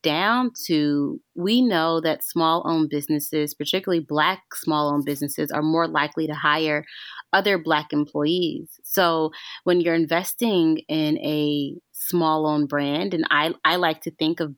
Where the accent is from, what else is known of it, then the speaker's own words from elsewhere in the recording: Arkansas, United States; I grew up in Arkansas. I grew up in the South